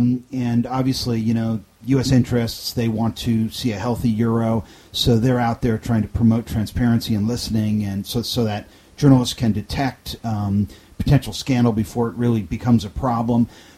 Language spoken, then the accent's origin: English; United States